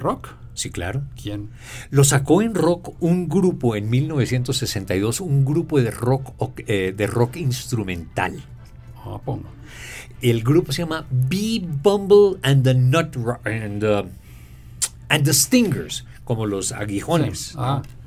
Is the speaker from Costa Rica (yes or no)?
no; Colombia